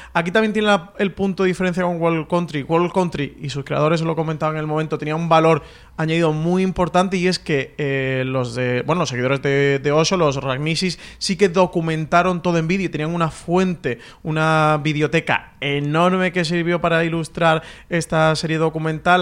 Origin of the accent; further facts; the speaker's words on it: Andalusia, Spain; como buen andaluz